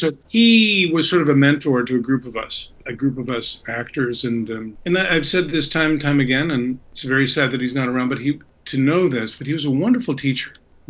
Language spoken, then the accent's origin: English; Detroit, Michigan, United States; grew up next to Motown. So, I mean, CKLW, which is a Canadian radio station in Windsor, any kid from my hometown, anybody will tell you, my generation, that was the Big Eight, Windsor, the Motor City